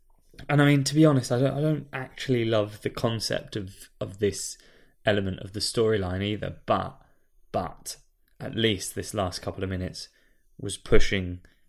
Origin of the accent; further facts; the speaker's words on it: United Kingdom; we're British.